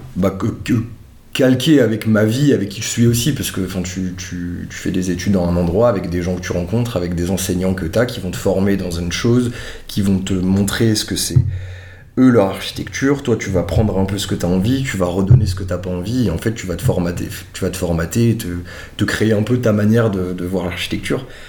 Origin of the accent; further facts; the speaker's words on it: Strasbourg, Grand Est, France; je suis originaire de Strasbourg